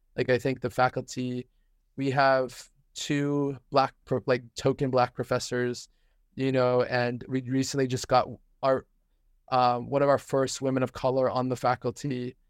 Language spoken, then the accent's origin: English; New Hampshire, United States; moved away; I was raised in New Hampshire